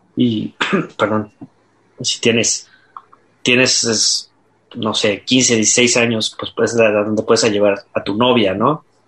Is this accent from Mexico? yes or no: yes; Mexico; como mexicanos